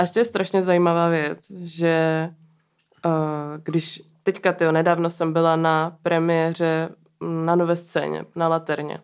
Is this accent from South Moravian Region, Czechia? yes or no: no; Ostrava, Moravian-Silesian Region, Czechia; vyrostla jsem v Mariánských horách